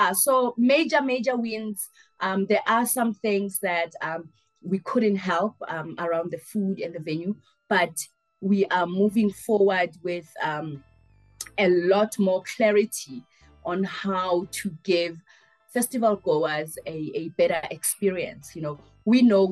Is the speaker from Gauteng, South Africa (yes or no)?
yes; Soweto, Gauteng, South Africa; as a 6-7 year old growing up in Midlands